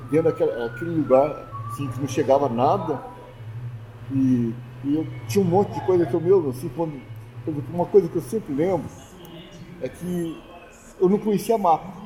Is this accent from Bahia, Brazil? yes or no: no; Nova Resende, Minas Gerais, Brazil; born there; Eu nasci numa cidadezinha chamada Nova Resende, no sul de Minas, que as pessoas, quando eu falava que era de Nova Resende, algumas pessoas falavam, ah, já passei por lá.